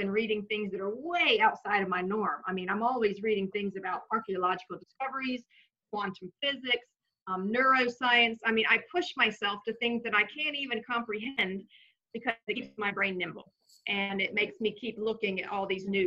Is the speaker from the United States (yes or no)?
yes; the South, United States; I was raised pretty much in the South